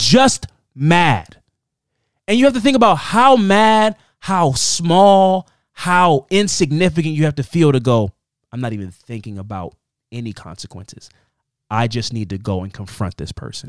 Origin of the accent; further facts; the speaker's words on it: Baltimore, Maryland, United States; I'm from Baltimore